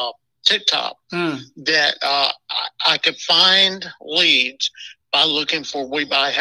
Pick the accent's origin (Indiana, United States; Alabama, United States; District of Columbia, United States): Alabama, United States; Gadsden; my hometown of Gadsden